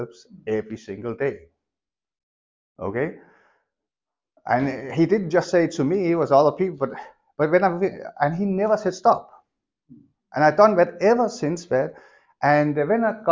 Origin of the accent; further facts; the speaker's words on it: Denmark; moved away; I grew up in Denmark.